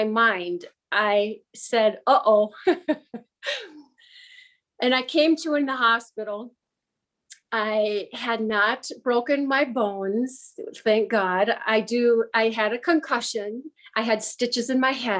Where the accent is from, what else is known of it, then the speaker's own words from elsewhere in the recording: Michigan, United States; I was born in Michigan